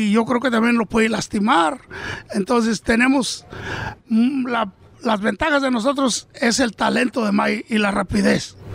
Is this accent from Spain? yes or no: no; Michoacán, Mexico; now in Oxnard, United States; Nosotros hemos de mero Michoacán, naciditos